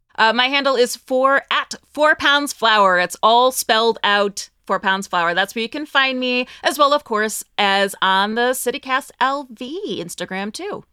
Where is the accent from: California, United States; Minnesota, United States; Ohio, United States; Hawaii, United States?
Ohio, United States; Northeast; moved away as an adult; also born or lived in New York / Cleveland, Ohio; now in Las Vegas, United States; I'm from Northeast Ohio